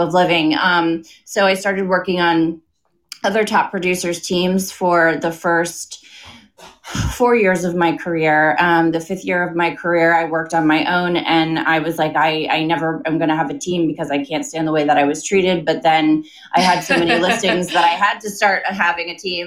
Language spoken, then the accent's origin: English; Connecticut, United States; also born or lived in New York City / London; I was born in New York City, grew up in Connecticut.